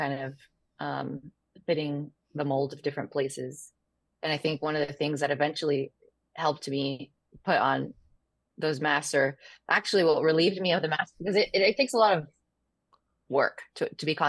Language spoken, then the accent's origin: English; Dallas, Texas, United States; also born or lived in Chihuahua, Mexico; And then we moved to Dallas, Texas.